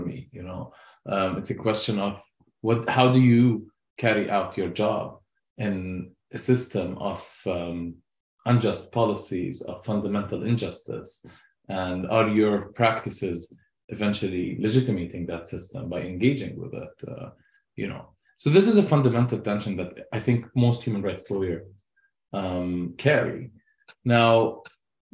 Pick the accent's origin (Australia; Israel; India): Israel; Haifa, Haifa District; moved away as an adult; now in United States; I was born and raised in Haifa